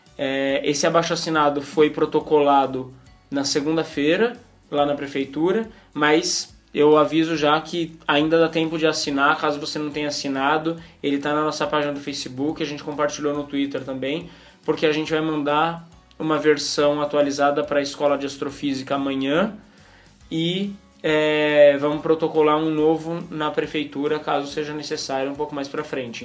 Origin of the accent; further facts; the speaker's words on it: São Paulo, Brazil; accent: paulistanês; meu paulistanês